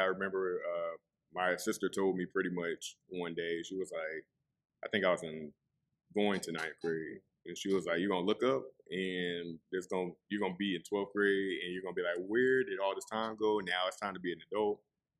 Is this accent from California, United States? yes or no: no; Charleston, South Carolina, United States; Originally, I'm from, okay, so I was born in Chicago.